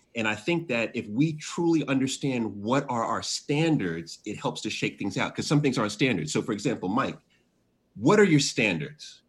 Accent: Jamaica; also born or lived in Washington, D.C.; I'm Jamaican, you know, so I have 10 jobs.

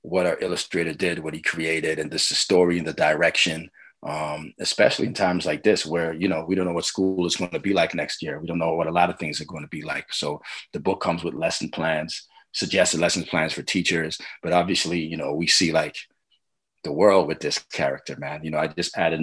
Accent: Toronto, Ontario, Canada; I'm Scarborough all day, man

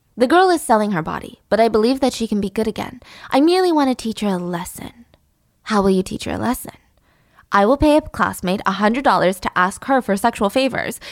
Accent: United States; living in America and being American

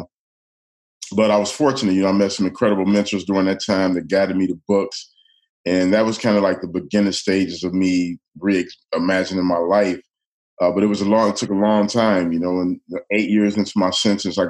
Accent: Detroit, Michigan, United States; I grew up in the city of Detroit

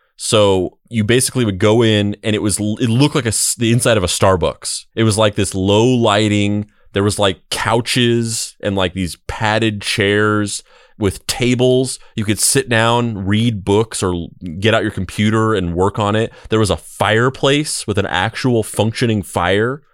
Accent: Roswell, New Mexico, United States; moved away; also born or lived in Bakersfield, California; I grew up in Roswell, New Mexico, uh, but I also lived

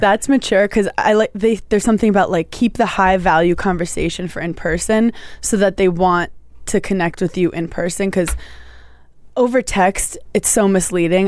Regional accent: New York City, New York, United States; I'm from Brooklyn

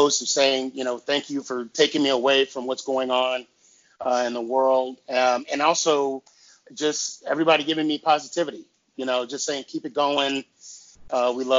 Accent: Arizona, United States; I'm originally from Arizona and I'm like 30 minutes from the border of Arizona

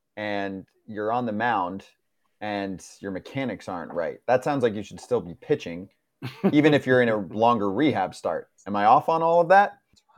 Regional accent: New Jersey, United States; because I'm from Jersey.

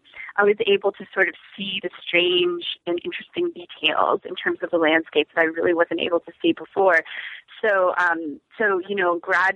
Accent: Orlando, Florida, United States; moved away as an adult; also born or lived in Boston / Baltimore; So I grew up in Central Florida in Orlando. I was there for my entire childhood to college there. So, I spent a good chunk of my life in Florida.

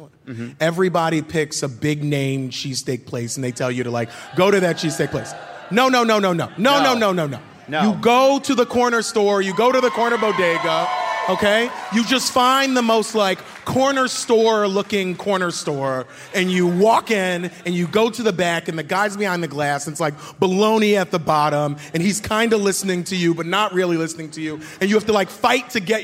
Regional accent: Philadelphia, Pennsylvania, United States; I grew up here in North Philly

